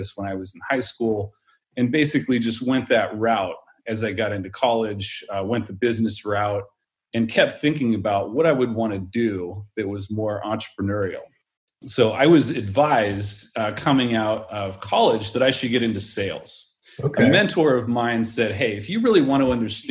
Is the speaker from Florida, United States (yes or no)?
no; San Francisco Bay Area, California, United States; I grew up in the San Francisco Bay Area